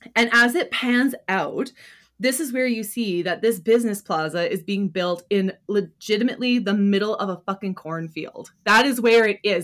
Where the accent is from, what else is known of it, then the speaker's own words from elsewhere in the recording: Canada; we're Canadian